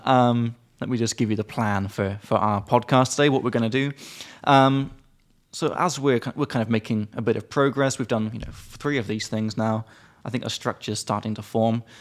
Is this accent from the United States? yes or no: no; United Kingdom; I'm British